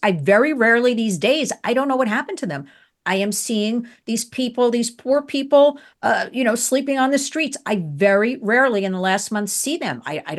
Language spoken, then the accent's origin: English; New York, United States; Why should I leave my hometown, right?